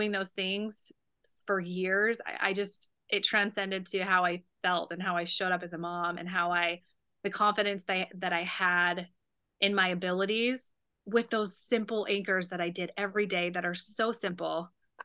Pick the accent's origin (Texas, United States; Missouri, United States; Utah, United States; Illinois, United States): Utah, United States; also born or lived in California; now in Wisconsin, United States; originally I'm from Utah. And so I grew up with all four seasons, but coming from California